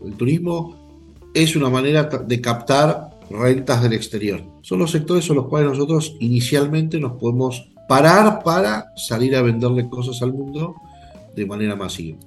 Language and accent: Spanish; Argentina; nosotros mismos como argentinos